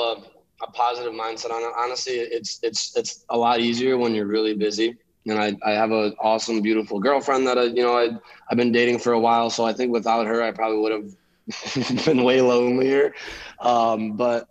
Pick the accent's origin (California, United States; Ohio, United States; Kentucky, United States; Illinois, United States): Illinois, United States; Chicago; moved away as an adult; also born or lived in Lithuania / Long Beach; now in San Diego, United States; I'm originally from Chicago. And I moved there when I was 5 from Lithuania